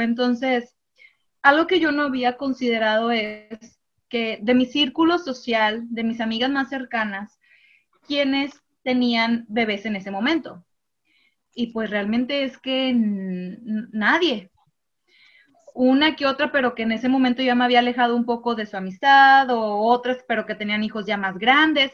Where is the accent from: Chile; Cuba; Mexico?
Mexico; Monterrey, Nuevo León; yo sí soy regiomontana